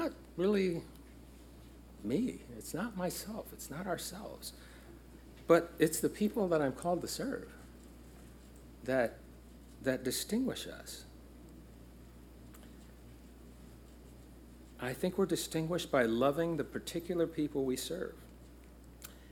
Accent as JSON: {"language": "English", "town": "Los Angeles", "region": "California", "country": "United States", "tie": "born or raised there", "said": "It is exactly 1 mile from where I was born. It's just a few miles north of where I grew up in Los Angeles, South Central Los Angeles."}